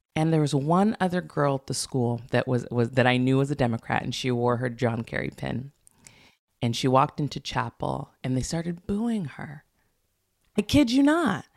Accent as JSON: {"language": "English", "town": "Santa Barbara", "region": "California", "country": "United States", "tie": "born or raised there", "also_born_or_lived": "Los Angeles / New York", "moved": "as an adult", "said": "I was born and raised in Santa Barbara"}